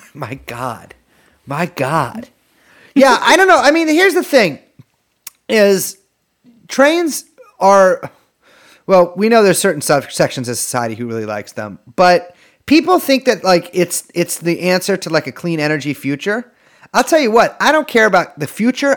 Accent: United States; I'm American. You call me an American. I live in America

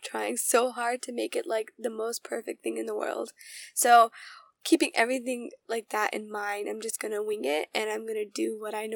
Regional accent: United States; I grew up around American culture. I grew up around Indian culture

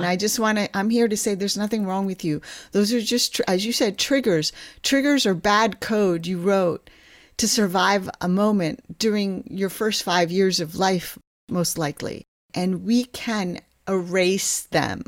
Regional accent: New Jersey, United States; moved away as an adult; also born or lived in Kolkata, India / Ithaca, New York / Stanford, California; now in Seattle, United States; I was born in Kolkata, India, and when I was eight years old, my parents immigrated to this country, and I grew up on the East Coast in New Jersey

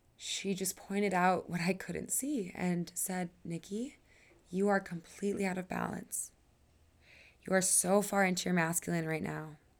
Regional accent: Wisconsin, United States; moved away as an adult; now in Colorado, United States; I moved away from Wisconsin five years ago

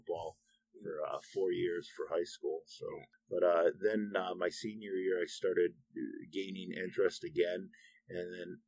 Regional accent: Dearborn Heights, Michigan, United States; I grew up in Dearborn Heights, in Dearborn

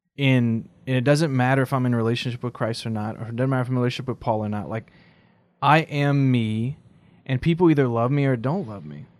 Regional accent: South Louisiana, United States; I'm from South Louisiana

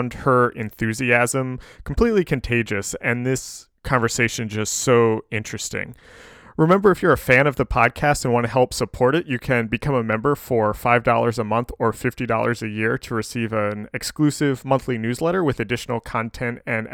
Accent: Indiana, United States; I grew up in Indiana

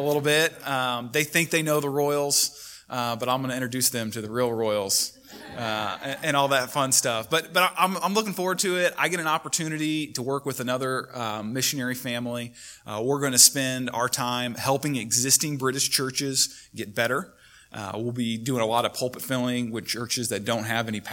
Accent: Kansas, United States; growing up in Kansas

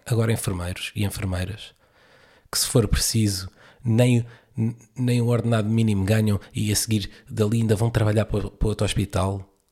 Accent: Portugal; como português

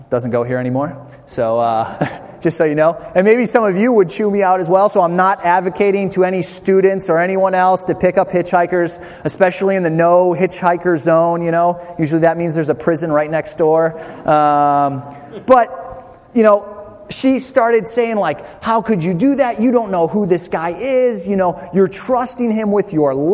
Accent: Toledo, Ohio, United States; moved away as an adult; now in New Jersey, United States; Toledo, where I live. I grew up in the city

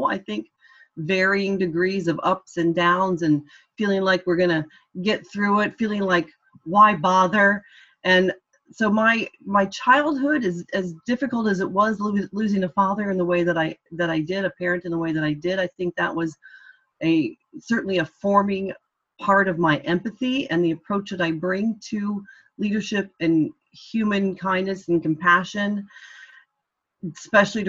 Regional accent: Indiana, United States; accent: American; moved away as an adult; also born or lived in Orlando / Washington, D.C. / Cork; now in Dublin, Ireland; I worked for a Democratic congressman from my home state of Indiana

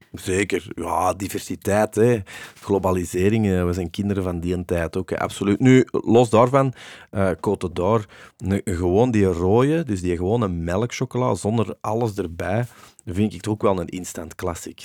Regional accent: Antwerp, Flanders, Belgium; de braderij in Deurne, hè, want dat is waar ik ben opgegroeid

